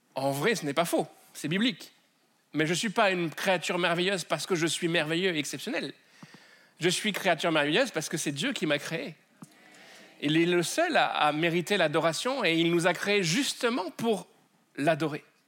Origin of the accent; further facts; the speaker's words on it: France; accent: French; mon accent euh, français.